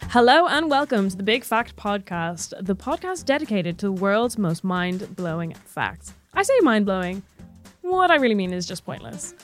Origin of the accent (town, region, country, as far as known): Ireland; accent: Irish